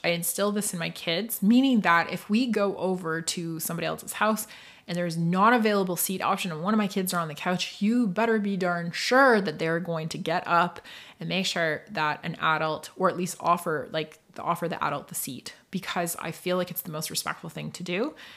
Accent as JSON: {"language": "English", "region": "northeast coast of Scotland", "country": "United Kingdom", "tie": "born or raised there", "also_born_or_lived": "Toronto / Muskoka", "moved": "yes", "lives_now": "Canada", "said": "I was raised, and I grew up in Scotland. I grew up on the northeast coast of Scotland in a tiny little fishing village"}